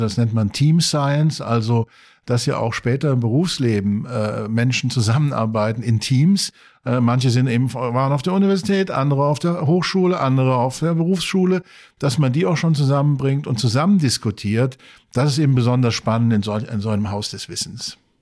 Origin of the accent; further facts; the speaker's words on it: Saarland, Germany; now in Maastricht, Netherlands; Ich komme eigentlich aus dem Saarland, auch eine alte Kohle- und Stahlregion